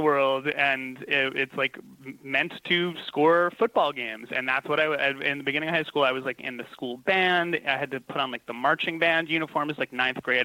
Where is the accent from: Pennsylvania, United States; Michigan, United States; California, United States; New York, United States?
New York, United States; Long Island; also born or lived in Los Angeles, United States; now in New York City, United States; I grew up on Long Island